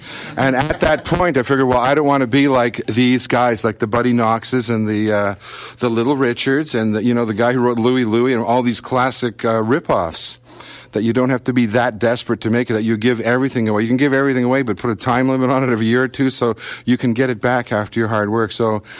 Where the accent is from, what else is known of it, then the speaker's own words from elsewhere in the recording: Canada; touring as a Canadian band there